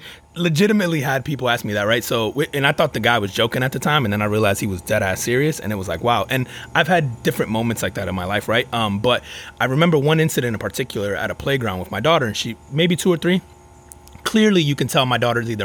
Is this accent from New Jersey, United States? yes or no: yes; Newark, New Jersey, United States; also born or lived in Elizabeth, New Jersey / Florida; now in Orlando area, United States; I grew up in Newark, New Jersey